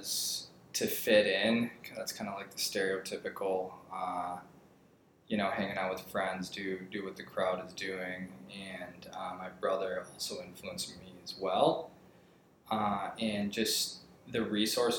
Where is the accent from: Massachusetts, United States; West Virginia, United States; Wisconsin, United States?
Wisconsin, United States; Kenosha; moved away as an adult; now in Prescott, United States; from Kenosha, Wisconsin, and I grew up in an entrepreneurship household